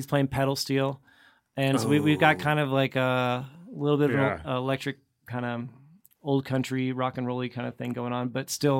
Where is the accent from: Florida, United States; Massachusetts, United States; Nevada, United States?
Nevada, United States; Douglas County; I'm from Douglas.